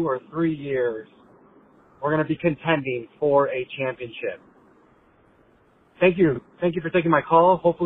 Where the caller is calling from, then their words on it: Aurora, Illinois, United States; Hey. I'm from Aurora, and I've been a longtime Bulls fan ever since I can remember.